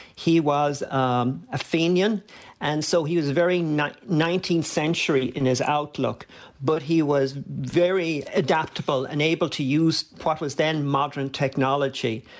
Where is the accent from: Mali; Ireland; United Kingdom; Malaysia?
Ireland; Dublin, Leinster; when I was a kid growing up in Dublin.